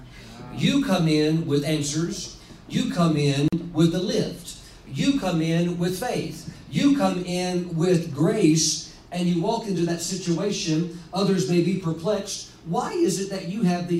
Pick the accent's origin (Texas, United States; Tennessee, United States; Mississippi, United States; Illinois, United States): Mississippi, United States; growing up in Mississippi, at that time, the poorest state in the nation